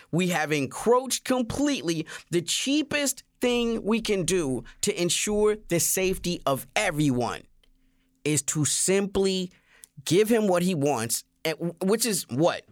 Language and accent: English; the South, United States; I grew up in the South